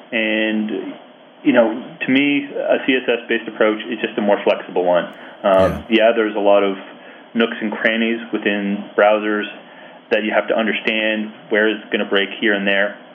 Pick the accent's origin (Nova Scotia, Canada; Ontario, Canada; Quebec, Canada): Ontario, Canada; Ottawa; I'm from Ottawa